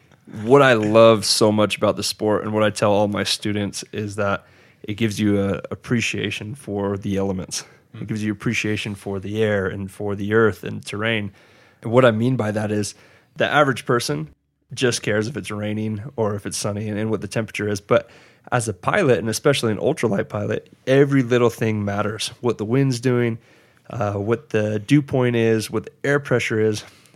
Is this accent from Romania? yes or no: no; New Zealand; now in United States; And you know, it's interesting being a Maori in the US and trying to hold on to your heritage.